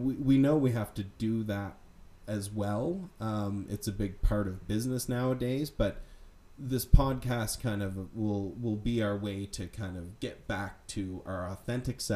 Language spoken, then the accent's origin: English; Nova Scotia, Canada; I grew up in Nova Scotia